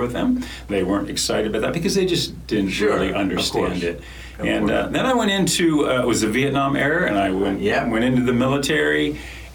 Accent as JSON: {"language": "English", "area": "Lancaster County", "region": "Pennsylvania", "country": "United States", "tie": "born or raised there", "said": "I grew up in Lancaster County, Pennsylvania"}